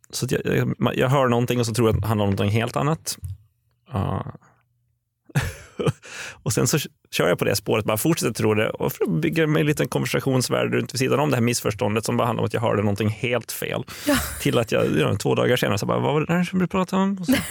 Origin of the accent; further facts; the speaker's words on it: Åland Islands; moved away; jag kommer från Åland överlag